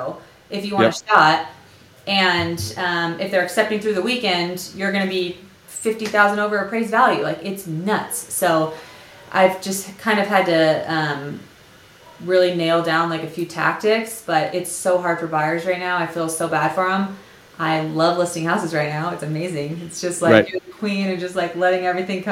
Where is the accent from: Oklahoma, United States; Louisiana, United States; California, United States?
California, United States; San Diego; now in Utah, United States; I'm from North County, San Diego originally, but I've been here for like 15 years